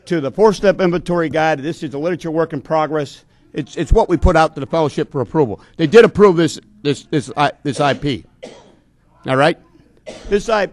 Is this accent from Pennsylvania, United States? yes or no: yes; Palmerton, Pennsylvania, United States; I come from Whitetown, USA, Palmerton, Pennsylvania, where it's set up by the old European discrimination